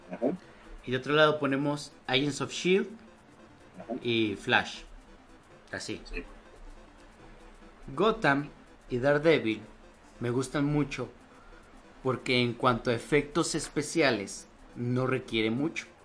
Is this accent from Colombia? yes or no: no; Spain; soy español.